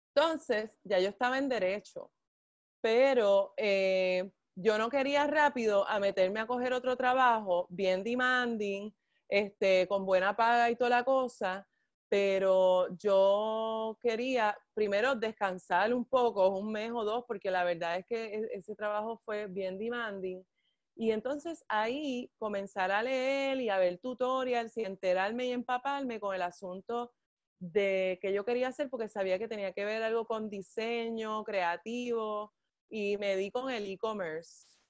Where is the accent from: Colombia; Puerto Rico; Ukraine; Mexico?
Puerto Rico; Bayamón; also born or lived in Ketchikan, Alaska; vine a Puerto Rico este, a los 10 meses de nacida y entonces me crió mi abuelita en, Bayamón, en la cuarta sección de Lomas Verdes. Este, y entonces, pues sí, allí crecí